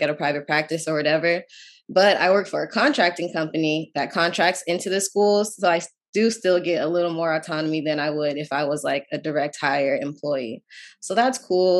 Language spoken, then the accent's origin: English; Menifee, California, United States; moved away as an adult; now in Washington, D.C., United States; I grew up in Menifee, California